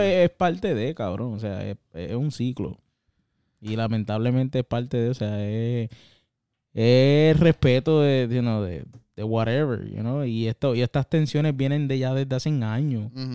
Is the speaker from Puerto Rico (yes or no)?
yes; Puerto Rico; moved away as an adult; now in United States; yo, como boricua que soy, que ya hace ya más de 10 años que vivo por acá